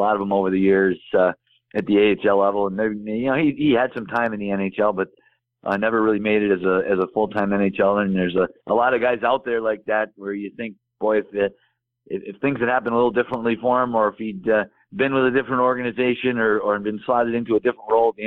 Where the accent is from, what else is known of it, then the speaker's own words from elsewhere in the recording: Chicago, Illinois, United States; now in Connecticut, United States; I'm from Chicago originally